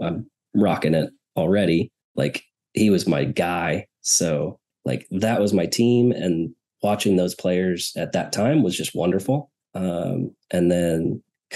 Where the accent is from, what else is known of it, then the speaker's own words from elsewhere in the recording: Snohomish, Washington, United States; moved away; I grew up in the Seattle area in a little town called Snohomish